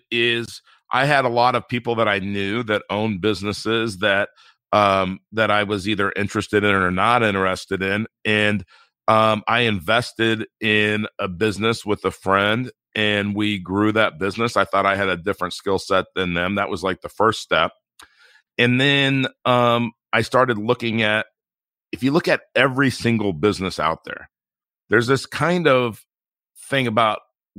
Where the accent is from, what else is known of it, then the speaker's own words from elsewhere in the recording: Inglewood, California, United States; I grew up in Inglewood, California, and it's an inner city part of Los Angeles, and we really didn't have anything.